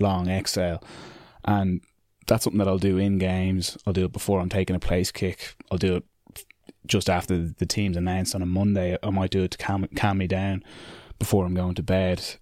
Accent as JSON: {"language": "English", "country": "Ireland", "said": "it is an Irish thing that we, you know, we put each other down, we put ourselves down"}